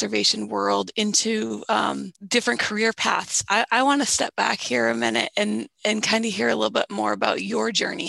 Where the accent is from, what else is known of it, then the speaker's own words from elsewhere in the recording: Massachusetts, United States; I grew up in Massachusetts